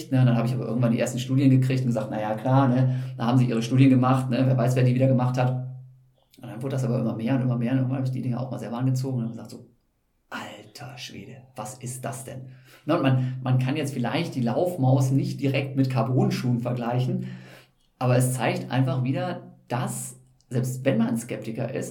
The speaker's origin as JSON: {"language": "German", "town": "Osnabrück", "region": "Lower Saxony", "country": "Germany", "tie": "born or raised there", "said": "ich bin ja in Osnabrück aufgewachsen und habe da meine ersten Laufschritte gemacht"}